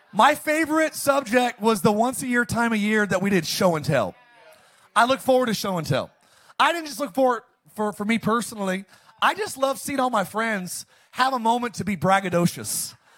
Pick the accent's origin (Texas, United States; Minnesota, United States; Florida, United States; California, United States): California, United States; Palmdale; I grew up in Palmdale, Lancaster